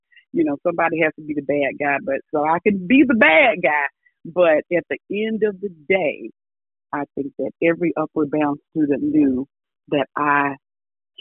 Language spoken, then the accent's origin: English; Ralph, Alabama, United States; I'm originally from Tuscaloosa County, a little small town called Ralph, Alabama. And my joke is, we didn't even have a traffic light. I think when I grew up, we probably didn't even have a caution light.